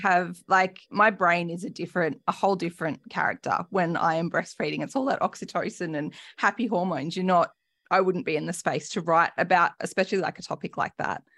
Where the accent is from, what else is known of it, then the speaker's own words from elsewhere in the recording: New South Wales, Australia; I grew up in New South Wales, grew up a rugby league girl